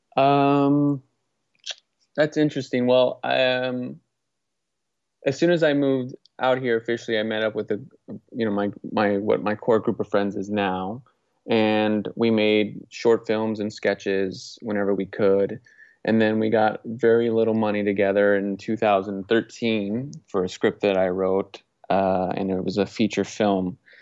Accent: Naples, Florida, United States; moved away as an adult; also born or lived in Orlando, Florida / Portland; now in Los Angeles, United States; I grew up in Southwest Florida, uh, Beach Town, Naples, Florida.

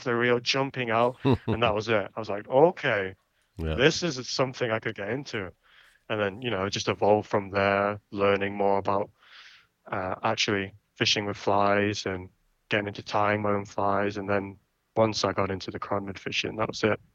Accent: Rainworth, East Midlands, United Kingdom; now in Canada; growing up in England

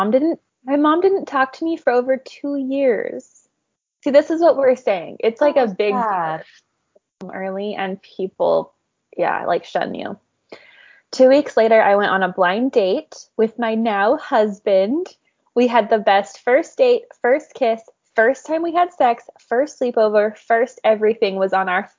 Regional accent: North Carolina, United States; I'm from North Carolina, so I know how scary that can be

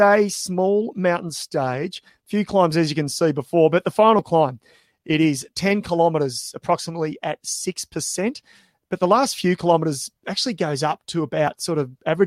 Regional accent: Australia

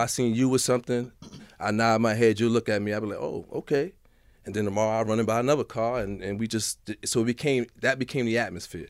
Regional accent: New York City, New York, United States; also born or lived in Manhattan / Harlem; I was from the Bronx. I came down to Manhattan

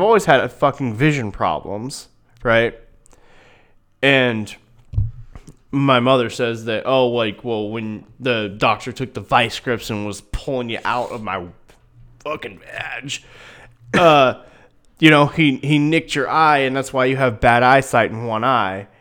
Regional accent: Newton, Iowa, United States; I'm from Newton, thirty miles east of you

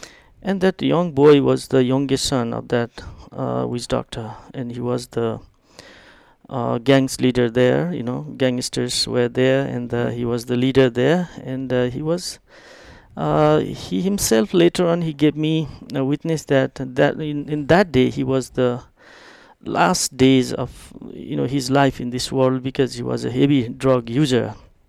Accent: East Nepal, Nepal; English is a second language; I did it from Kathmandu to my hometown in East Nepal.

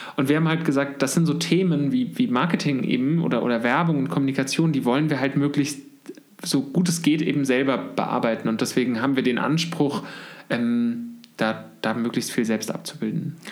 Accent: Munich, Bavaria, Germany; wir sitzen jetzt gerade in München, wo ich auch geboren bin

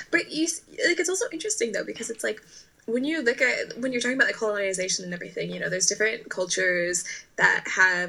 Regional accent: Canada; I'm born and raised in Canada

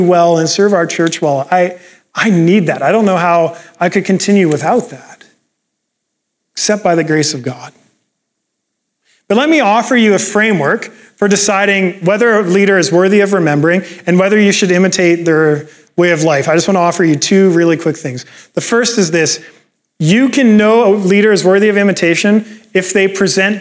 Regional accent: Canada; I'm Canadian

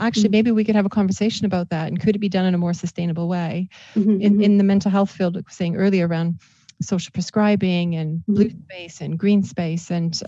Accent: Canada; Well, exactly. And I'm Canadian too, right?

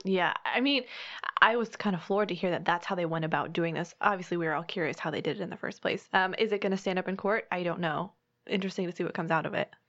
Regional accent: Colorado, United States; moved away as an adult; now in Florida, United States; I grew up in Colorado, so very landlocked.

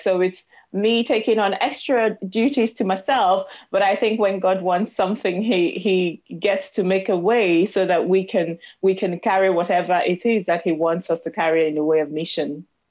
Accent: South East Nigeria, Nigeria; moved away as an adult; now in United Kingdom; I am a Nigerian woman living in the United Kingdom, born and raised in the southeastern part of Nigeria

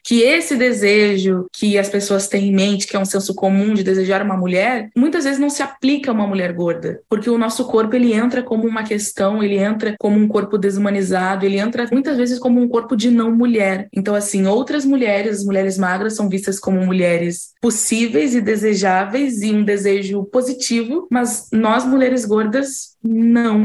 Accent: Rio Grande do Sul, Brazil; now in Rio de Janeiro, Brazil; Mas eu sou do Rio Grande do Sul

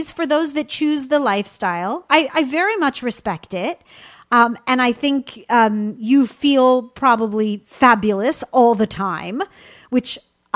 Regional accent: Southern California, United States; I'm born and raised in Southern California

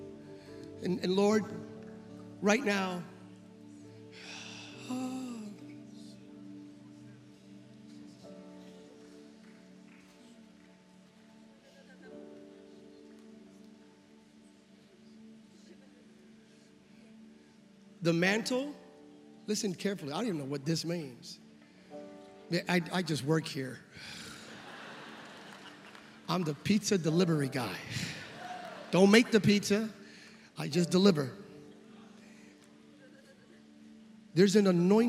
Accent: California, United States; I'm from California

